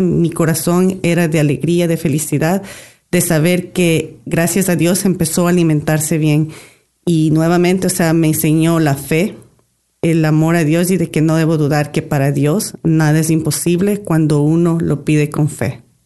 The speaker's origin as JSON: {"language": "Spanish", "country": "Ecuador", "said": "Llevamos 25 años de casados y vivimos, venimos de Ecuador"}